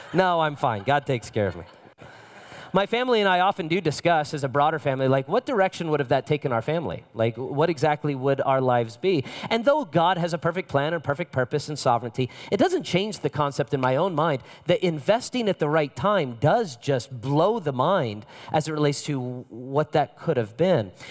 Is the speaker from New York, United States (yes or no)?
no; Las Vegas, Nevada, United States; My father is from Las Vegas. I'm from Las Vegas.